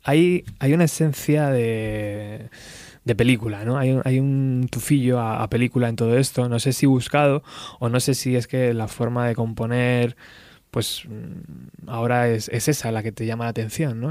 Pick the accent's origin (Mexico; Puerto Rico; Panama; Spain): Spain; also born or lived in Extremadura / Madrid; yo soy medio extremeño, medio madrileño